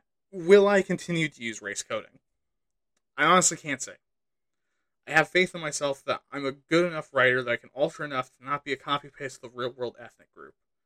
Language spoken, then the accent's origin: English; Pacific Northwest, United States; I'm from the Pacific North.